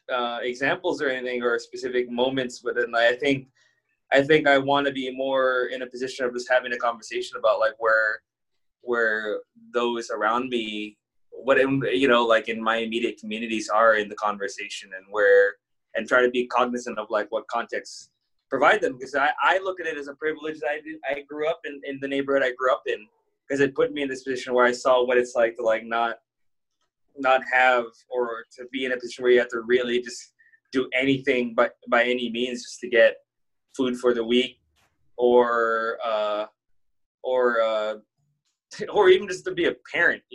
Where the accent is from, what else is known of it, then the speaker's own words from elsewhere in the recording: San Diego, California, United States; I grew up in kind of a rough neighborhood in San Diego, California